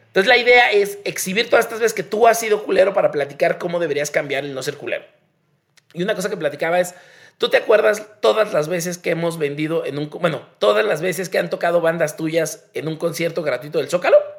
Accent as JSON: {"language": "Spanish", "country": "Mexico"}